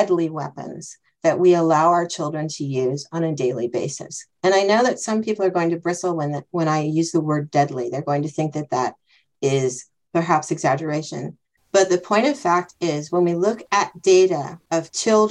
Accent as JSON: {"language": "English", "country": "United States", "accent": "American", "moved": "as an adult", "lives_now": "Germany", "said": "when I would travel back home to visit my mom in the States"}